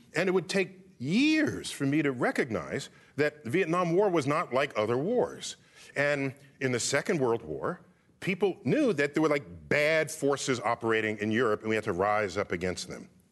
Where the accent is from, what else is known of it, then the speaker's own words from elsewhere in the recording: New York City, New York, United States; I grew up in New York City, which is a liberal town